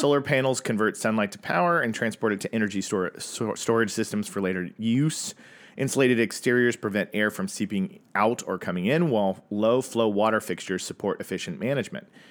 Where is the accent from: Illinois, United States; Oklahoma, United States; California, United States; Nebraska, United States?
Oklahoma, United States; Tulsa; the year I was born in Tulsa, Oklahoma